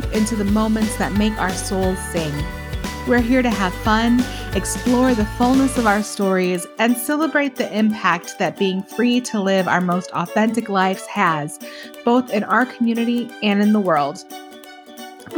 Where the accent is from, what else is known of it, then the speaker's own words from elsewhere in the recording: Michigan, United States; moved away as an adult; also born or lived in Kansas City; now in New Mexico, United States; I grew up in Michigan and then lived in Kansas City.